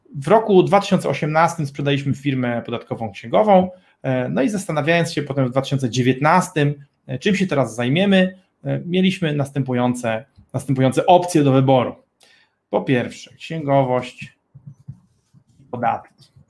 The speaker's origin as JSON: {"language": "Polish", "town": "Gdynia", "region": "Pomeranian Voivodeship", "country": "Poland", "said": "my jesteśmy prostymi chłopakami z małej wioski rybackiej nad morzem, z Gdyni"}